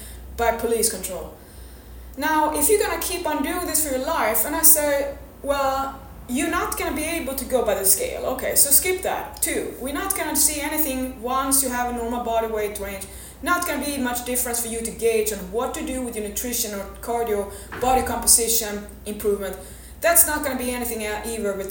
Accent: Sweden; I'm from Sweden

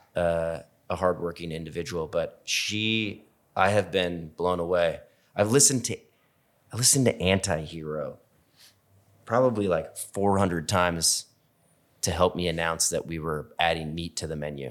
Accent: Seattle, Washington, United States; I grew up in Seattle

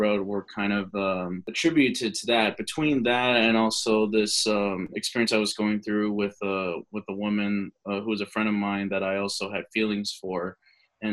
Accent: Lancaster, California, United States; moved away as an adult; also born or lived in Kingston upon Thames, United Kingdom / Bath, United Kingdom; now in Nashville, United States; I was born and raised in Southern California in a town called Lancaster, outside of Los Angeles

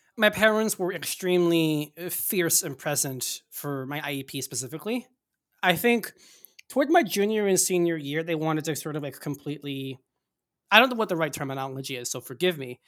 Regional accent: Northeast, United States; I grew up in the Northeast

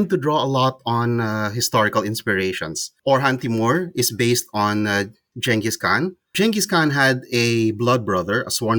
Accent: Philippines; that's where I am from. I'm a Filipino.

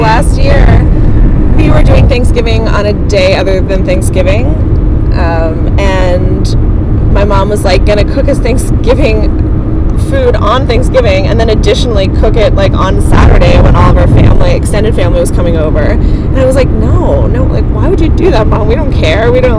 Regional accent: Clarion, Pennsylvania, United States; growing up in Clarion, high school, college, like, that's what it was. Like, we live in a very rural area

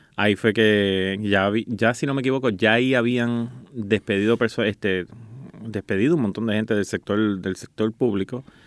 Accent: Guaynabo, Puerto Rico; yo soy de aquí nacido San Juan, Guaynabo

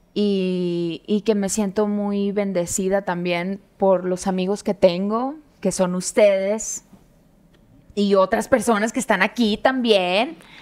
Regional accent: Hermosillo, Sonora, Mexico; moved away; vengo de un barrio de Hermosillo

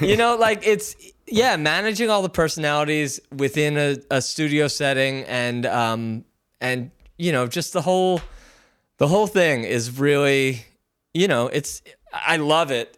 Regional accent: Philadelphia, Pennsylvania, United States; moved away as an adult; now in Los Angeles, United States; You and I are from Philly

